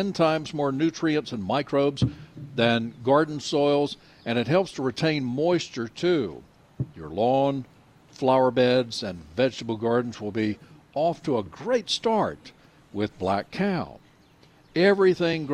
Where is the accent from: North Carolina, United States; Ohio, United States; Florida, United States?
North Carolina, United States; Nash County; I grew up in Nash County